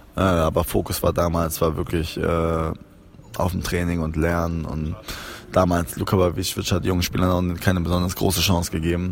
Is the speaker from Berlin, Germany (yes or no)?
yes; Berlin, Germany; also born or lived in Cologne / Trier; ich bin in Köln geboren, wo meine Mutter und mein Vater gelebt haben. Die haben sich getrennt und ich bin mit meiner Mutter nach Berlin gekommen, äh, weil meine Tante damals hier gewohnt hat. Ja, das war es eigentlich schon seitdem, ich glaube seit ich drei bin oder so, bin ich in Berlin.